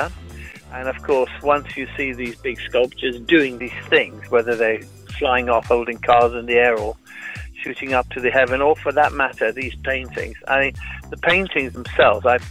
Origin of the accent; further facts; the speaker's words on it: West Bengal, India; now in United Kingdom; I was born in India. I grew up there within a Jewish community.